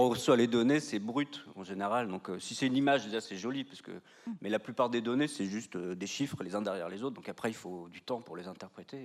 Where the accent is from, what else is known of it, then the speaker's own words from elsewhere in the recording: Brittany, France; now in Nantes, France; je suis de Morbihan